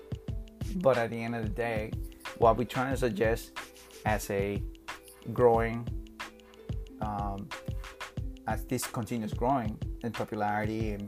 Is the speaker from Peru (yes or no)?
yes; Peru; I'm from South America, Peru